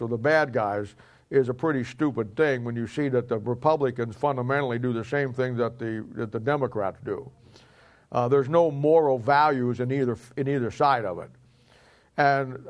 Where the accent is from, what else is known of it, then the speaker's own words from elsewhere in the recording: United States; I'm an American by birth